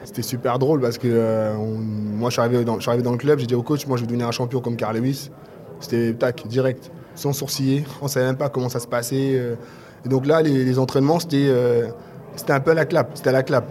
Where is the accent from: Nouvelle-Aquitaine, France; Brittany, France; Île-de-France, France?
Île-de-France, France; Paris; ici chez moi à Paris